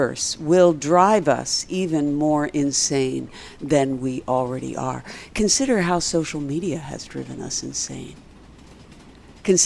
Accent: Philadelphia, Pennsylvania, United States; I'm from Philly.

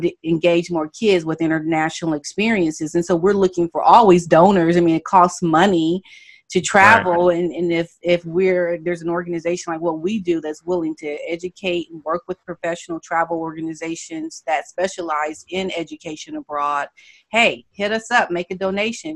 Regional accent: United States; I had that arrogance about I'm an American

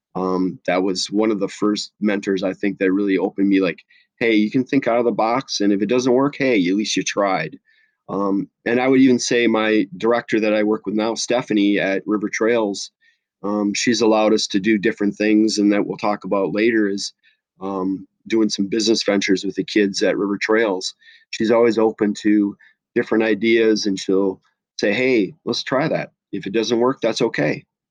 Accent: La Crosse, Wisconsin, United States; now in Minnesota, United States; I grew up in Lacrosse, Wisconsin, so I am a cheesehead

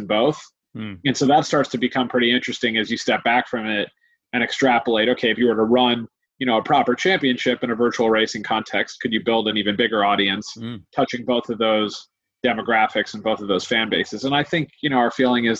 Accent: United States; accent: American; moved away as an adult; now in London, United Kingdom; as you can hear from my accent, I came from the US

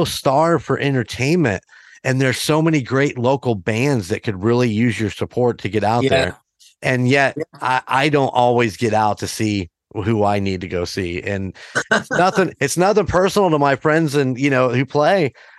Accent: Warsaw, Indiana, United States; I'm from the Warsaw area

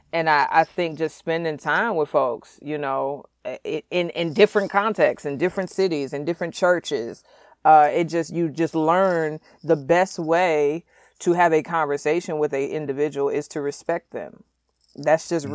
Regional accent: St. Louis, Missouri, United States; I was raised in St. Louis, single mother

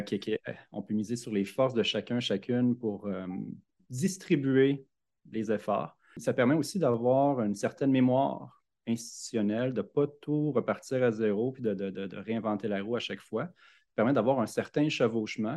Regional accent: Louiseville, Quebec, Canada; also born or lived in Montreal; je né à Montréal, mais j'ai déménagé très, très tôt. Puis j'ai grandi à Louisville, sur le bord du lac Saint-Pierre

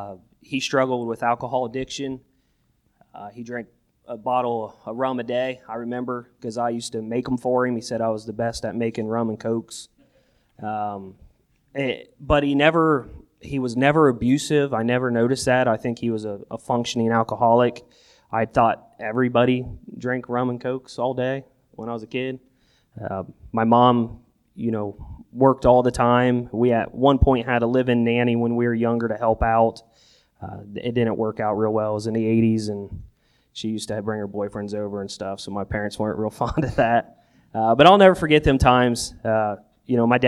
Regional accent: Newark, Ohio, United States; also born or lived in Buckeye Lake, Ohio / Zanesville, Ohio; I grew up in Buckeye Lake till about the third grade, and then we moved to Zanesville for a couple years. Came back to Newark

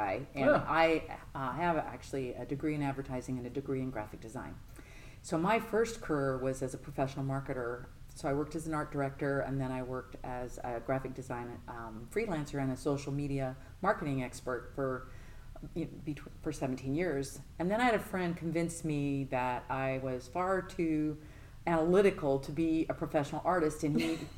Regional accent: Colorado, United States; moved away as an adult; also born or lived in Utah; now in Nolensville, United States; I'm mainly from Colorado, but we most recently moved from the state of Utah.

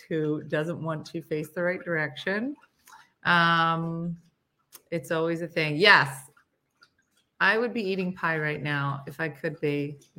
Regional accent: Florida, United States; Today I'm watching from Mississippi, but I'm from Florida.

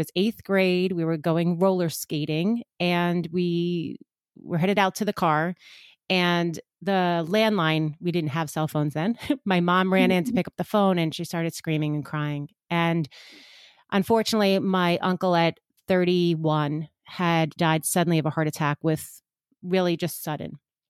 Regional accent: Long Island, New York, United States; So I'm from Long Island, which gives it away even a little bit more because I think every part of New York has a specific little twang, but I am closer to Manhattan, so not that far out east.

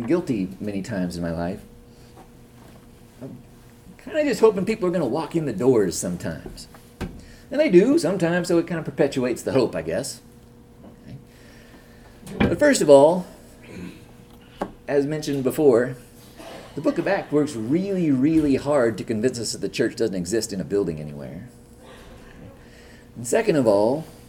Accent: Northern California, United States; moved away as an adult; also born or lived in Oklahoma; now in Chicago, United States; I grew up in California, Northern California.

